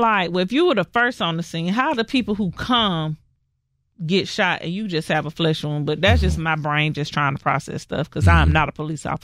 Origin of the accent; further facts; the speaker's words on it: Central Florida, United States; I am from Florida, from Central Florida